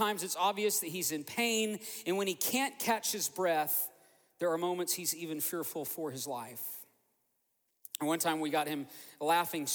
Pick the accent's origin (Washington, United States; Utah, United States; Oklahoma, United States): Oklahoma, United States; moved away as an adult; also born or lived in Joliet, Illinois; now in Fort Myers, United States; we were both born in Oklahoma, born and raised in Oklahoma